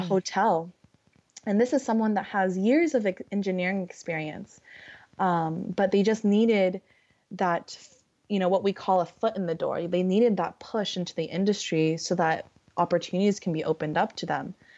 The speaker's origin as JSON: {"language": "English", "region": "California", "country": "United States", "said": "I'm from California and I live by the beach"}